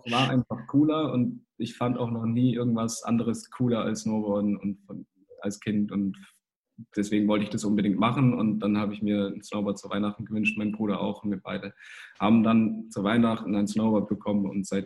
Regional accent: Kempten, Bavaria, Germany; also ich komme ja aus dem Allgäu, aus Kempten

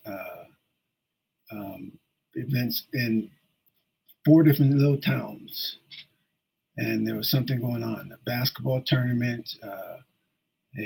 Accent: Ashtabula, Ohio, United States; moved away; I started it back in 1992 in Ashtabula, Ohio. I did that because that's my hometown.

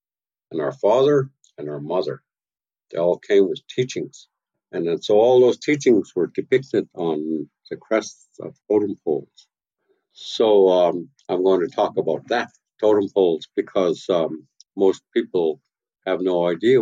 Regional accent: Tla-o-qui-aht, west coast of Vancouver Island, British Columbia, Canada; I'm from Tlaquat, from the house of Iwas.

